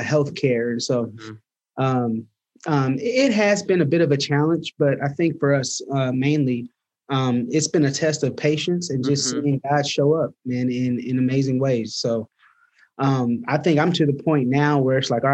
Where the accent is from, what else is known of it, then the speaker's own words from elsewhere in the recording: Denver, Colorado, United States; I grew up in Denver, Colorado